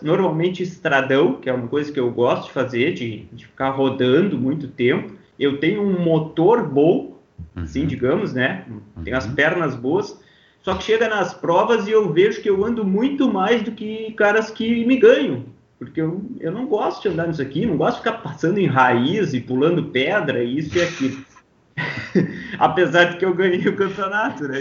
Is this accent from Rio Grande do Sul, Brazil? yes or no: yes; Pelotas, Rio Grande do Sul, Brazil; also born or lived in Londrina, Paraná; sou natural de Pelotas, é, morei praticamente a minha vida toda aqui